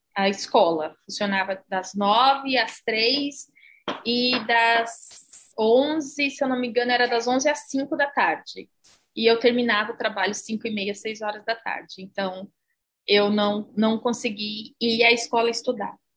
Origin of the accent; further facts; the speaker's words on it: São Paulo, Brazil; moved away as an adult; now in New Zealand; Eu nasci em São Paulo, São Paulo capital, é, mais precisamente no bairro do Tucuruvi. É, no Tucuruvi eu vivi até os meus sete anos de idade, depois me mudei para Santana, que foi onde eu morei até eu vim para Nova Zelândia, aos 22 anos.